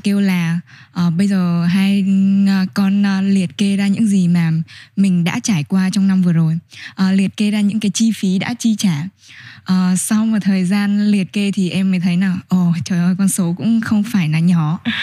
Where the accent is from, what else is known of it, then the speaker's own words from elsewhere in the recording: Nam Định, Vietnam; moved away; em quê ở Nam Định